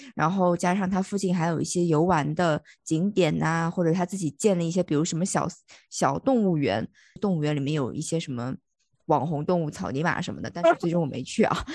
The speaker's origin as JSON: {"language": "Chinese", "town": "Liyang", "region": "Jiangsu", "country": "China", "tie": "born or raised there", "said": "我家是在那个江苏嘛，然后江苏的溧阳"}